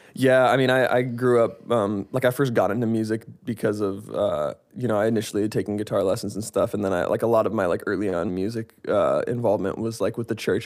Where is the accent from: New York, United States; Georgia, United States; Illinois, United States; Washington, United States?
Washington, United States; Seattle; I am from Seattle, Washington